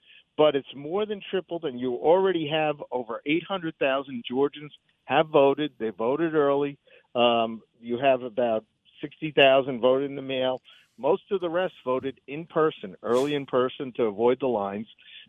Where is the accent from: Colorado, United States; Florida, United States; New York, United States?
New York, United States; I'm from the South Bronx.